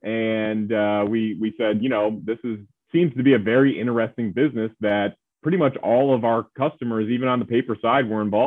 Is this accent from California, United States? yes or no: no; Medina, New York, United States; moved away as an adult; also born or lived in North Carolina / West Virginia; now in New York City, United States; I grew up outside of Buffalo, New York, in a small town called Medina.